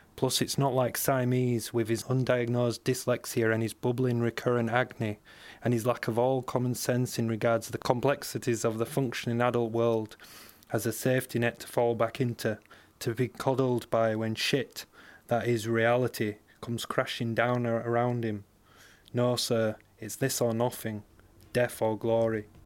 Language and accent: English; Bradford, Yorkshire and the Humber, United Kingdom; I grew up in Bradford in West Yorkshire